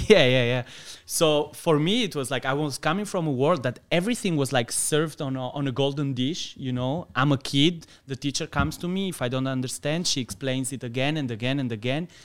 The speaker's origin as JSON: {"language": "English", "country": "Albania", "tie": "born or raised there", "also_born_or_lived": "Greece / Italy", "second_language": "English", "moved": "as an adult", "lives_now": "Luxembourg", "said": "I was born in Albania."}